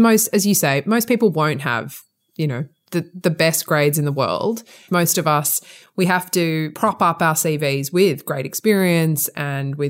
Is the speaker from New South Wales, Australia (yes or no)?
yes; Sydney, New South Wales, Australia; accent: Australian; moved away as an adult; now in England; you probably can tell from my accent, I'm Australian. I qualified as a lawyer in Sydney, where I'm from